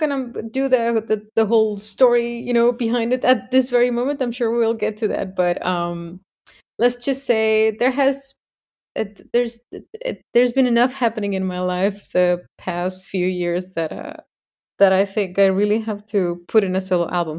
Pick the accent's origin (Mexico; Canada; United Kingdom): Mexico; I am from Mexico